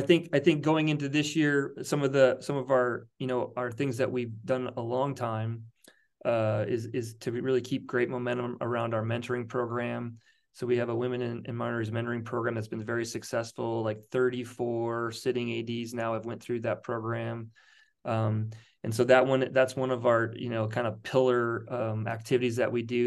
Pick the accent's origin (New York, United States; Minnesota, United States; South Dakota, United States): South Dakota, United States; moved away as an adult; now in Monterey Bay, United States; I grew up in South Dakota